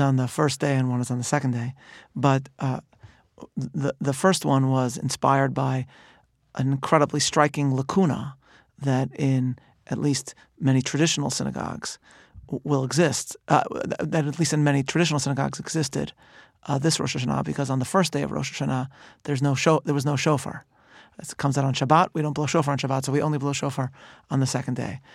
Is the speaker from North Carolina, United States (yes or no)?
no; Chicago, Illinois, United States; I'm from Chicago